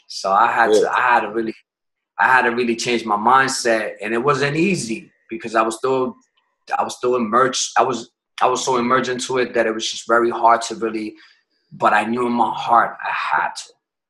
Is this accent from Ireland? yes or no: no; New York City, New York, United States; We're originally from New York. My family's from out there, from the Bronx.